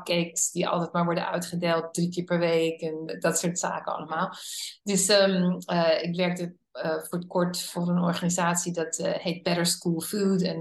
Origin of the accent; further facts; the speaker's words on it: Netherlands; born there; moved away; also born or lived in United States / Hungary; ik ben een Nederlandse geboren eh, vrouw die al 37 jaar in het buitenland heeft gewoond. En eh, het grootste gedeelte daarvan in Amerika.